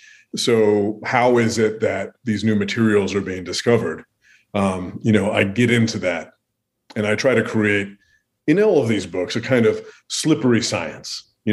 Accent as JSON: {"language": "English", "town": "Bend", "region": "Oregon", "country": "United States", "tie": "born or raised there", "moved": "as an adult", "lives_now": "Minnesota, United States", "said": "I grew up in Bend, Oregon, and spent a lot of time exploring the Pacific Northwest."}